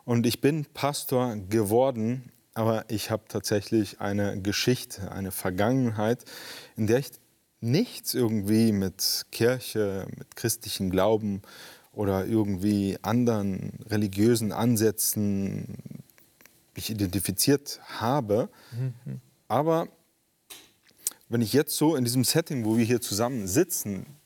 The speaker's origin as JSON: {"language": "German", "country": "Spain", "tie": "born or raised there", "said": "In Spanien, also ich bin in Spanien groß geworden. Meine Eltern sind mit mir ausgewandert."}